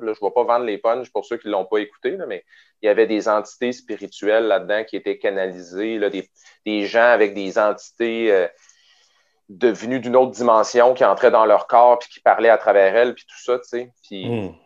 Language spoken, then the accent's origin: French; Quebec City, Quebec, Canada; je viens de Québec à l'origine. Fait que j'ai grandi à Beauport, euh, qui est, un, qui est la banlieue de Québec